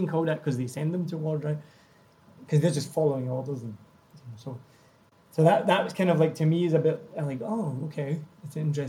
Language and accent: English; Scotland, United Kingdom; now in Vietnam